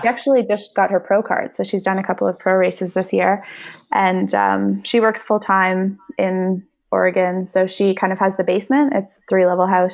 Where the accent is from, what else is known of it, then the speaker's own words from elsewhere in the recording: Canada; I'm Canadian and need to be home for half the year